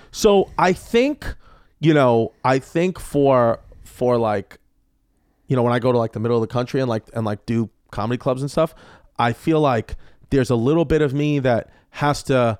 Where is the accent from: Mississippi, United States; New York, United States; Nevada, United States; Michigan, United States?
New York, United States; New York City; See, that's not a possibility growing up in New York City